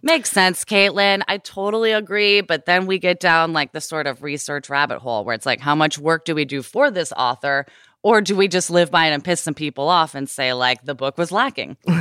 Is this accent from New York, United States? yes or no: no; Portland, Oregon, United States; I grew up in the Pacific Northwest where everyone fucking smudges